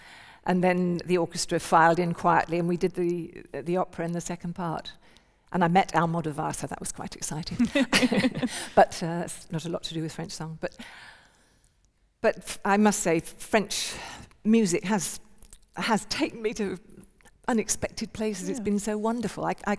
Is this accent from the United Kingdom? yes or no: yes; England, United Kingdom; I wanted people not to know that I was from England when I was there.